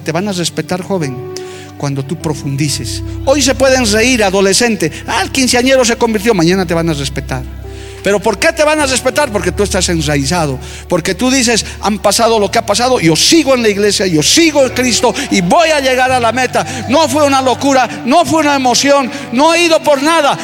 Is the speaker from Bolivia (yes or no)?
yes; La Paz, Bolivia; en mi tierra paseña se dice, cuyu, duro, firme